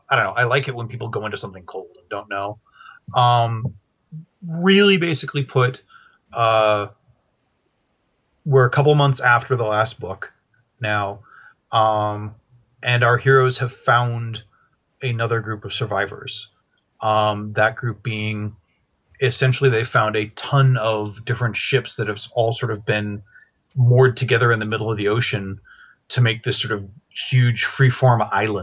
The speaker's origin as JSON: {"language": "English", "region": "Maine", "country": "United States", "tie": "born or raised there", "also_born_or_lived": "Massachusetts", "moved": "as an adult", "lives_now": "California, United States", "said": "I grew up in New England, actually. I'm from Maine"}